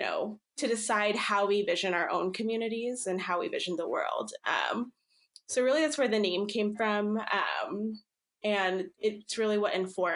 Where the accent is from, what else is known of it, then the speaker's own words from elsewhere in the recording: New Jersey, United States; also born or lived in Philippines; now in Seattle, United States; based in Seattle, Washington, but I grew up in New Jersey.